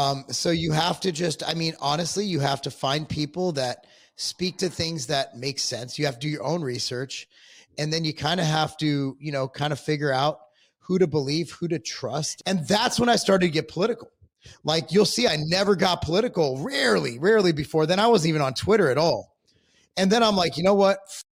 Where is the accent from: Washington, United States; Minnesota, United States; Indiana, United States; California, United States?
California, United States; Inglewood; I'm literally from Cali, bro. Like Inglewood.